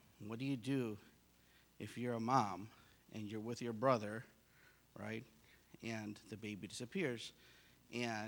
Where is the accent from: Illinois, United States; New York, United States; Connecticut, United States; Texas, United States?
Illinois, United States; Chicago; I grew up in Chicago